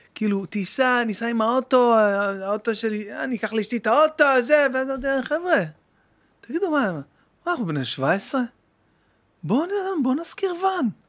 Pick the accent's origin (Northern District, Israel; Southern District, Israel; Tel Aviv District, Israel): Tel Aviv District, Israel; Bat Yam; also born or lived in Jerusalem; גדלתי בבת ים, כאילו, בירושלים, אבל עברנו לבת ים